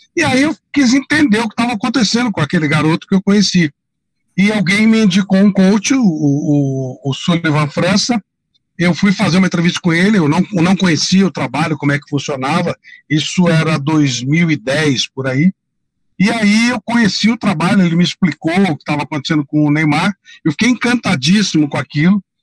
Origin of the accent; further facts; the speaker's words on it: São Paulo, Brazil; Eu sou daqui do bairro da Penha, né, da periferia